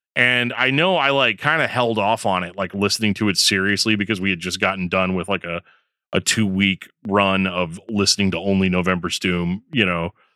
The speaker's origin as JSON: {"language": "English", "region": "Midwest", "country": "United States", "said": "'cause I'm from the Midwest"}